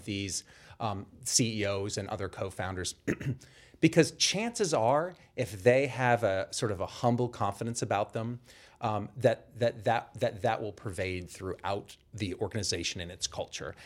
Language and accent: English; Boston, Massachusetts, United States; I'm from the Boston area originally